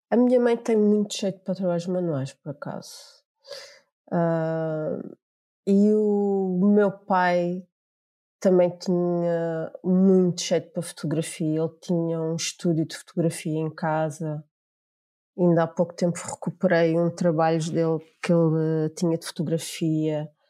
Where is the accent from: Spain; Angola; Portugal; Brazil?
Angola; moved away as an adult; porque eu tinha 18 anos e ainda não tinha o 12 ano, vinha de Angola, tinha vindo de Angola.